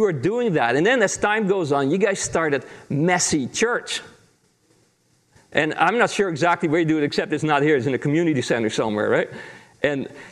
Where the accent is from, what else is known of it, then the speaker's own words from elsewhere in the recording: Netherlands; moved away; I grew up in Holland in a pastor's family